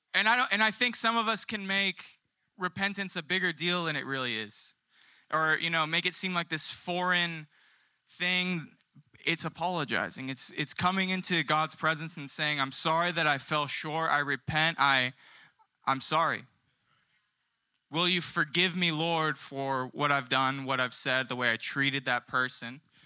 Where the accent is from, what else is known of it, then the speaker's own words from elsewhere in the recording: San Diego, California, United States; moved away as an adult; also born or lived in Australia; now in Carlsbad, United States; I'm originally from South San Diego, um, and I moved up to the promised land of Carlsbad in twenty twenty